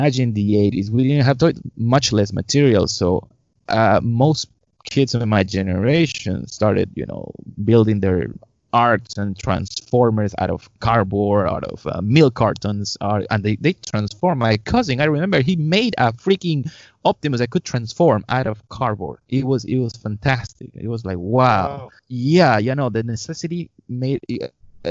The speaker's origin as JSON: {"language": "English", "region": "Lima", "country": "Peru", "tie": "born or raised there", "said": "I was born in Peru, in Lima. And in 1979"}